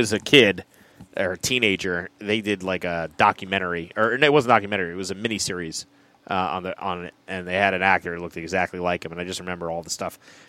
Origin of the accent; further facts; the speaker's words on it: New Jersey, United States; we're actually from New Jersey.